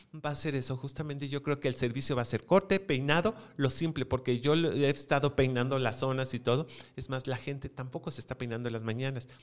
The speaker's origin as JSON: {"language": "Spanish", "country": "Mexico", "said": "somos mexicanos"}